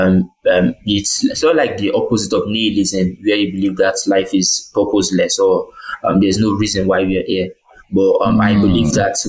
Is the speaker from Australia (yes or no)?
no; Ilesha, Osun, Nigeria; I was born and bred in Ilesha Osun State